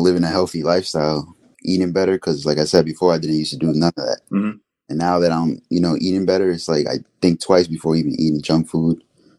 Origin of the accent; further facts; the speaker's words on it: Honduras; Well, I'm from Honduras.